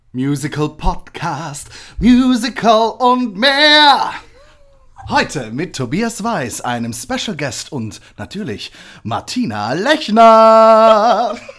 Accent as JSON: {"language": "German", "town": "Ketsch", "region": "Baden-Württemberg", "country": "Germany", "moved": "yes", "said": "eigentlich komme ich aus Süddeutschland, aus oh. der Nähe von Mannheim und Heidelberg"}